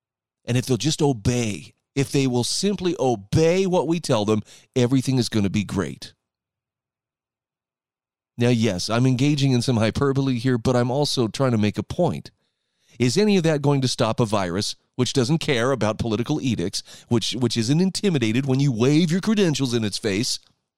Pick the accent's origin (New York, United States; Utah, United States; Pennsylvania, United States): Utah, United States; my wife was telling me my home state of Utah had 3,900 new cases of coronavirus yesterday.